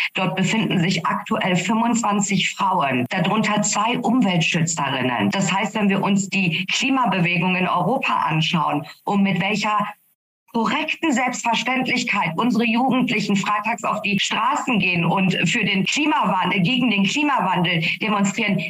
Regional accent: Iran; now in Germany; mein Heimatland

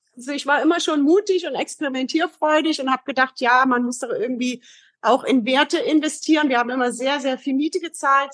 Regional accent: East Germany, Germany; moved away as an adult; also born or lived in Heidelberg; now in Frankfurt, Germany; erstmal komme ich aus dem Osten, bin ein Kind des Ostens. Mhm. Habe 27 Jahre bis zum Mauerfall dort gewohnt

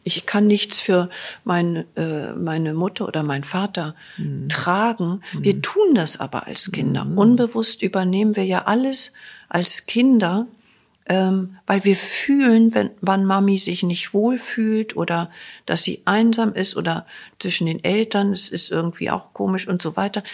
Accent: Germany; wir als Deutsche

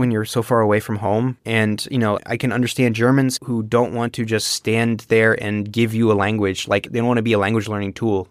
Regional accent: United States; first language English; I'm born and raised in the United States, monolingually, too

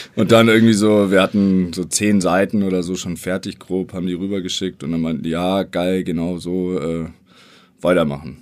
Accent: Bavaria, Germany; Wir kommen beide aus Bayern.

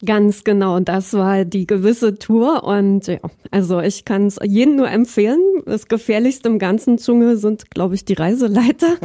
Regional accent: Berlin, Germany; moved away as an adult; also born or lived in Halle an der Saale / Leipzig / Dresden; geboren bin ich in Halle an der Saale, ähm, wobei ich im Prinzip mehr oder weniger schon immer in Berlin aufgewachsen bin

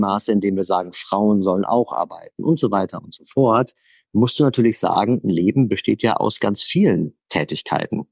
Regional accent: Essen, North Rhine-Westphalia, Germany; ich bin im Ruhrgebiet aufgewachsen, in Essen

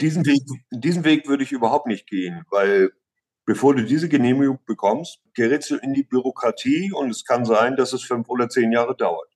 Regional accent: Flensburg, Schleswig-Holstein, Germany; moved away as an adult; now in Crete, Greece; aus der Nähe von Flensburg, ja. An der Ostsee aufgewachsen und in Flensburg zur Schule gegangen und seit 29 Jahren auf Kreta

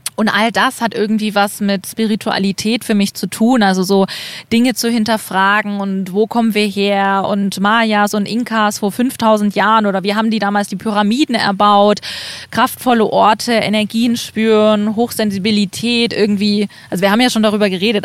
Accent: East Germany, Germany; ich bin ähm, in Ostdeutschland aufgewachsen

